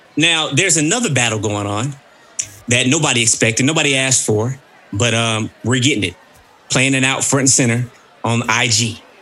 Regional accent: Mississippi, United States; I'm from Mississippi

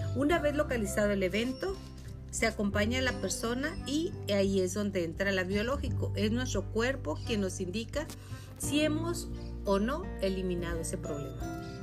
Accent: Chihuahua, Mexico; also born or lived in Julimes; yo en especial soy hija de Chihuahua, Chihuahua del desierto

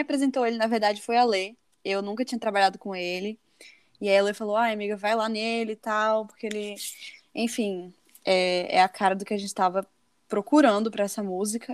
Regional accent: Natal, Rio Grande do Norte, Brazil; moved away as an adult; eu tinha voltado pra, pra minha cidade, pra Natal

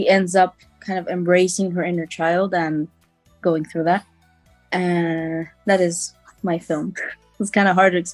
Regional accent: Chile; I'm from Chile.

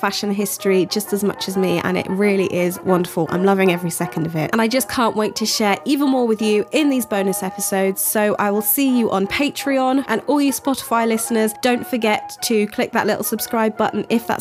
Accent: United Kingdom; as a British person

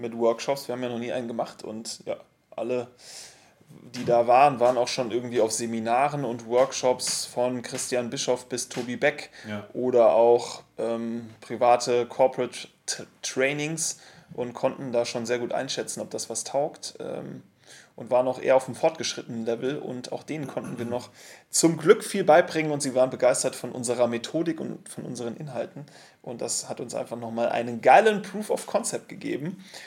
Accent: Munich, Bavaria, Germany; Wir als Münchner

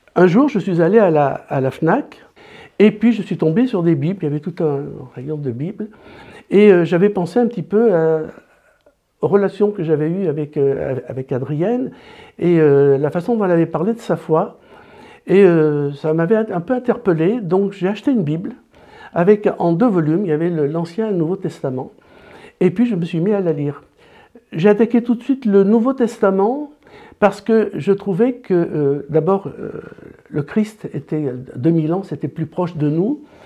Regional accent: Grenoble, Auvergne-Rhône-Alpes, France; moved away as an adult; also born or lived in Paris / Nord / La Rochelle; Quand je suis allé faire mes études à Paris, j'ai quitté Grenoble

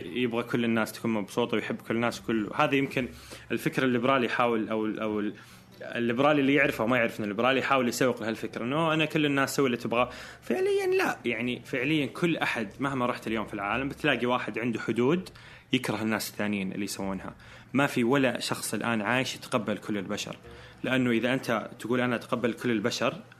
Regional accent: Saudi Arabia; احنا كرجال سعوديين

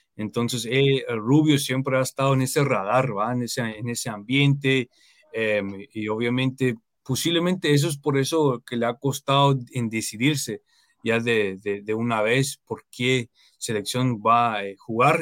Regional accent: United States; yo, nací acá en Estados Unidos, pero aparte de eso me considero como un guatemalteco más

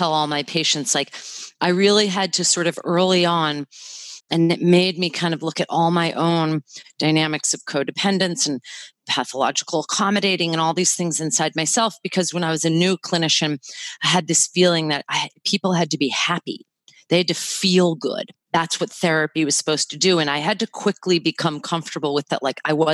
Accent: Massachusetts, United States; moved away as an adult; also born or lived in Washington, D.C.; now in Hawaii, United States; I was born and raised in Massachusetts and lived there for 37 years.

